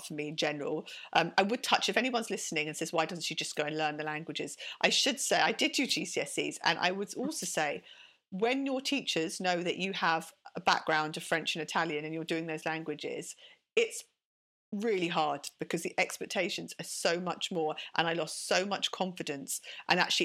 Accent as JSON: {"language": "English", "region": "London", "country": "United Kingdom", "tie": "born or raised there", "also_born_or_lived": "Sidcup, Kent", "accent": "British", "said": "I'm a Londoner. I was raised in central London. I went to school in Baker Street"}